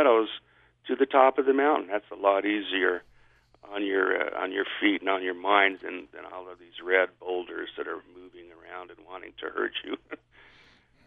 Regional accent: Salt Lake City, Utah, United States; growing up in Salt Lake

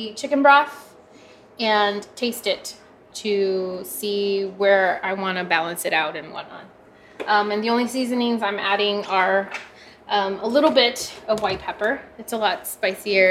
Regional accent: South Texas, United States; I grew up in South Texas

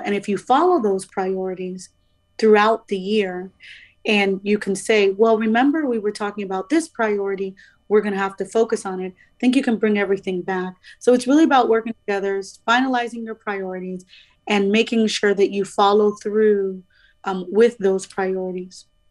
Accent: Miami, Florida, United States; I'm originally from Miami

